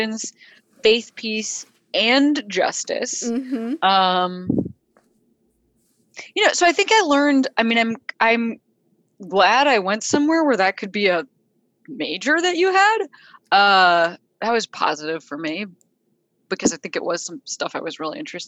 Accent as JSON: {"language": "English", "town": "Chicago", "region": "Illinois", "country": "United States", "tie": "born or raised there", "also_born_or_lived": "Boston", "moved": "yes", "said": "people who I grew up near in Chicago"}